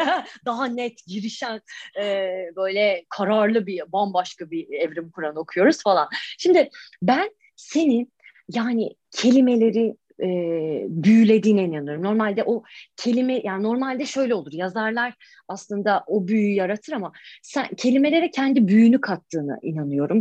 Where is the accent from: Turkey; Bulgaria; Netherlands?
Turkey; moved away as an adult; now in United Kingdom; ben Taşra'da doğdum, büyüdüm.